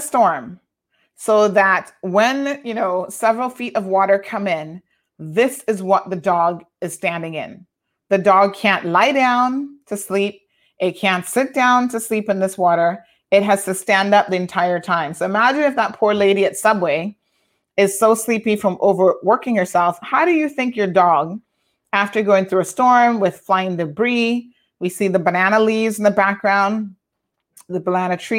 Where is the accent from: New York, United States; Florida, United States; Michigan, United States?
Florida, United States; Tampa; now in Cayman Islands; a dog named Prince that I grew up with in Tampa